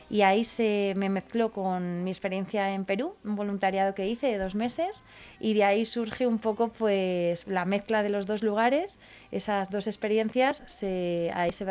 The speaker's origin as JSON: {"language": "Spanish", "town": "Valencia de Don Juan", "region": "Castile and León", "country": "Spain", "tie": "born or raised there", "said": "Mi tierra natal, Valencia Don Juan, que ya ahí lo tengo palabrado con el ayuntamiento."}